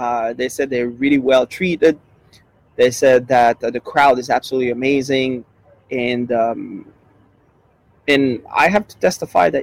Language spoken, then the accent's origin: English; Quebec City, Quebec, Canada; moved away; my hometown, Quebec City, and the province where I am, Quebec